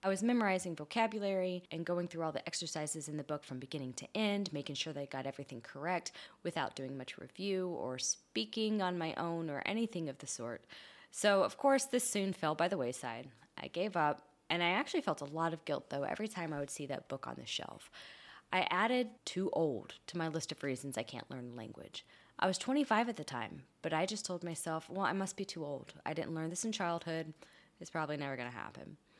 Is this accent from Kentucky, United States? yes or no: yes; Kentucky, United States; first language English; moved away; I grew up in Kentucky in the southern United States, where English was the only language around me.